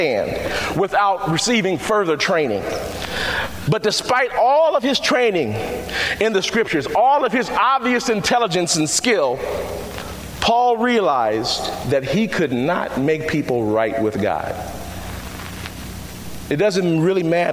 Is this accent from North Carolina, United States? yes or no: no; Chicago, Illinois, United States; I come from Chicago on the west side of town, and I was raised a Catholic.